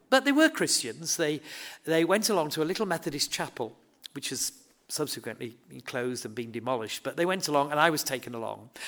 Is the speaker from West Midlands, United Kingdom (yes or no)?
no; Horsforth, Yorkshire and the Humber, United Kingdom; I grew up in Horsforth, uh, it's my home